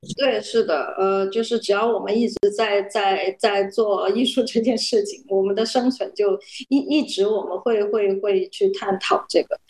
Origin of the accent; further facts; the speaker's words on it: Guangzhou, Guangdong, China; 我是一个广州人嘛，就土生土长